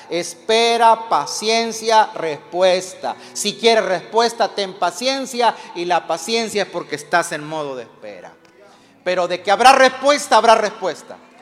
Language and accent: Spanish; Mexico; los que somos mexicanos